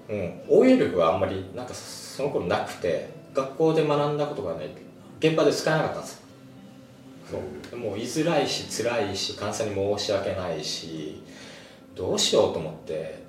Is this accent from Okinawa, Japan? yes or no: yes; Okinawa, Japan; 沖縄出身